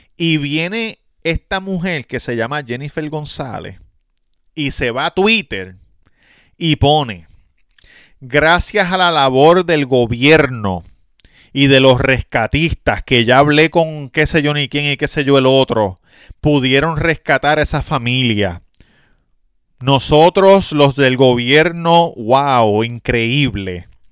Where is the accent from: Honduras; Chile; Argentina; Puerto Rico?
Puerto Rico; Nosotros los puertorriqueños somos parte de Estados Unidos